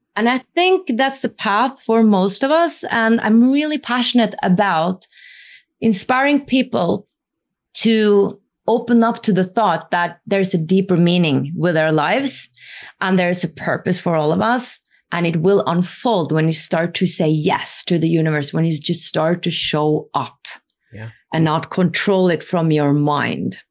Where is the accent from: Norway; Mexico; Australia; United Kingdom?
Norway; I come from the north. I come from Norway.